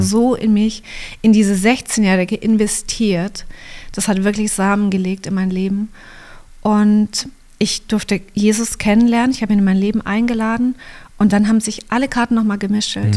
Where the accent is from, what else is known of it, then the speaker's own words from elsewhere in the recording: Kempten, Bavaria, Germany; also born or lived in Canada; ich bin hier im Allgäu geboren, in mhm. Kempten